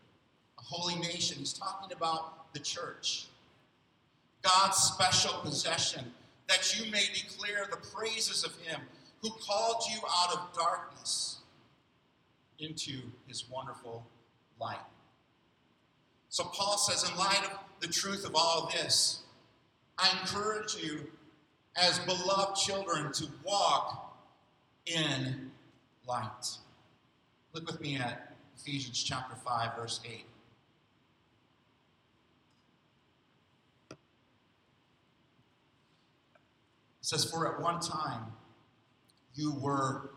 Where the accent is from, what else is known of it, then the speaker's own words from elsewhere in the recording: Rockford, Illinois, United States; in the city of Rockford, where I grew up in Illinois